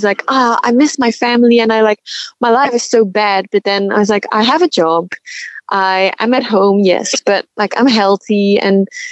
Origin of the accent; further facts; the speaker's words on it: Belgium; moved away as an adult; now in Melbourne, Australia; we're from Belgium, so, well, we're used to rain